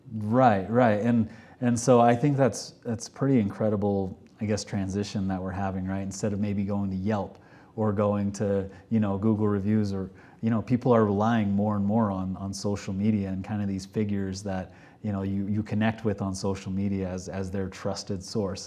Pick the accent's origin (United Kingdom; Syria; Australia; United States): United States; Texas; moved away as an adult; now in Park City, United States; originally I'm from Texas